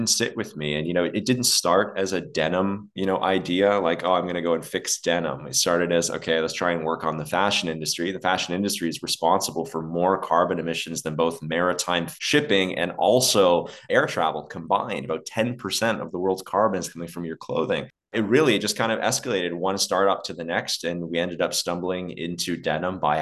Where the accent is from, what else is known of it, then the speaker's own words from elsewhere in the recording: Dubai, United Arab Emirates; moved away; also born or lived in Alberta, Canada; I grew up in the desert. And so I grew up in Dubai